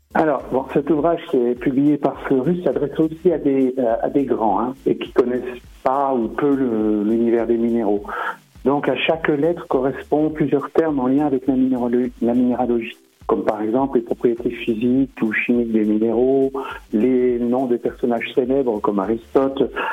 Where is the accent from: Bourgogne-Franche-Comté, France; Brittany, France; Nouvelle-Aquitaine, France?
Bourgogne-Franche-Comté, France; Saint-Claude; now in Dole, France; lorsque j'étais enfant dans le Haut-Jura, parce que je suis né à Saint-Claude